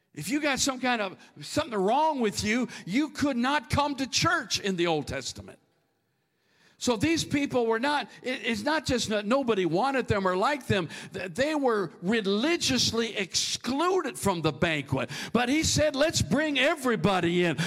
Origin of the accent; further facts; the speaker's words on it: near St. Cloud, Minnesota, United States; that place between my hometown and the big town of St. Cloud, Minnesota